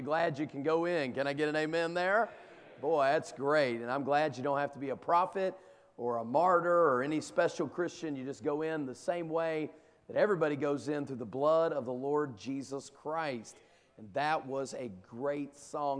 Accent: the South, United States; where I come from, down in the South

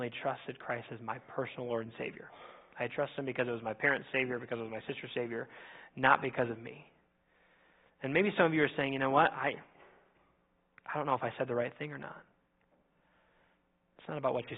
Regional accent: Minnesota, United States; now in Indiana, United States; I grew up in Minnesota.

